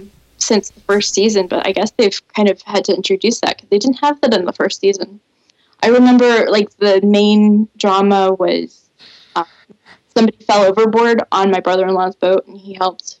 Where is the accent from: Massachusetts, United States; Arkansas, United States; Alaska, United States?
Alaska, United States; also born or lived in North Carolina; now in Maine, United States; So I was born in Alaska and bounced between there and North Carolina. And then I chose Maine because it's the Alaska of the East Coast.